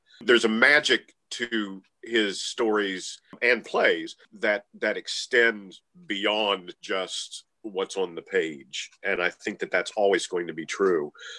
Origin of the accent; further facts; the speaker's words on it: West Virginia, United States; I grew up in West Virginia here in the United States